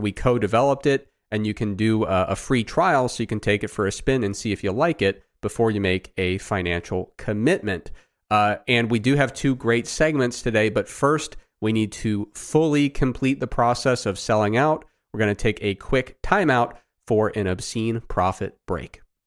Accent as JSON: {"language": "English", "region": "Ohio", "country": "United States", "tie": "born or raised there", "said": "my experience growing up in Ohio"}